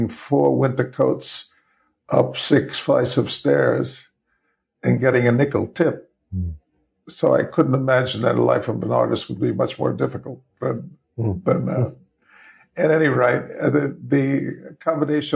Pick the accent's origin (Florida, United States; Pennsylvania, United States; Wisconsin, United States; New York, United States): New York, United States; New York City; I grew up in the Bronx